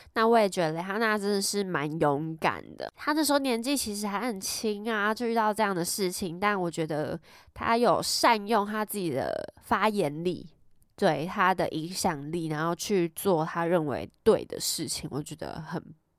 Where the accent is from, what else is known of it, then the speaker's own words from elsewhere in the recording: Taiwan; accent: Taiwanese Mandarin; 因为念太快我直接台湾国语